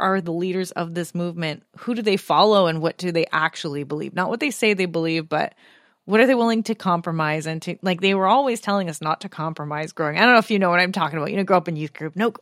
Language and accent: English; Canada; I felt similar as a Canadian